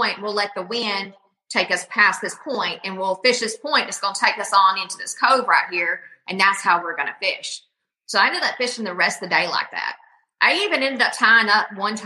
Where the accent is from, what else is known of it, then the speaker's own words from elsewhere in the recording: Sam Rayburn Reservoir, Texas, United States; I grew up on Sam Rayburn